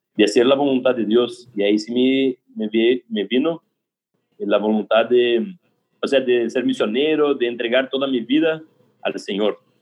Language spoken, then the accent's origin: Spanish; São José dos Campos, São Paulo, Brazil; Spanish is a second language; yo soy de San José, los campos, de São Paulo, interior de São Paulo